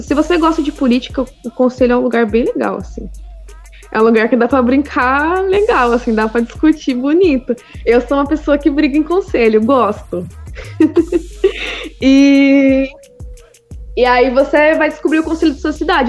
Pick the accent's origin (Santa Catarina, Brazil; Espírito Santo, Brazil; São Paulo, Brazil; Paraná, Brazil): São Paulo, Brazil; Piracicaba; sou de Piracicaba